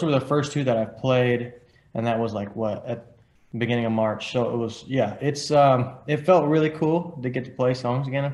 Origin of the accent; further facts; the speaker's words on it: Nashville, Tennessee, United States; I'm from Nashville, but my dad and most of my family, they're from a little town called Collinwood, Tennessee